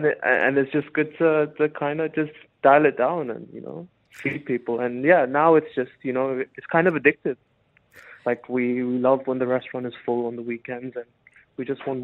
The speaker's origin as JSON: {"language": "English", "town": "Mombasa", "region": "Mombasa County", "country": "Kenya", "tie": "born or raised there", "lives_now": "Dubai, United Arab Emirates", "said": "So growing up, I mean, we grew up in a very North Indian Punjabi family. So we ate mainly North Indian food."}